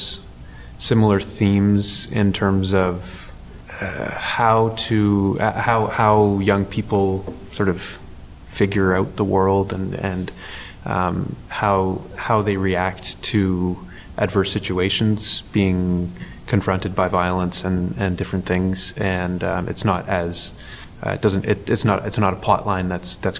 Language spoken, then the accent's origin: English; Toronto, Ontario, Canada; I grew up in Toronto